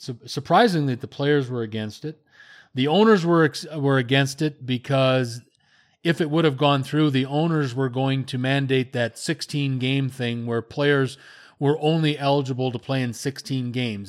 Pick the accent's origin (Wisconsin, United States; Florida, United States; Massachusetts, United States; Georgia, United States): Wisconsin, United States; I'm from Wisconsin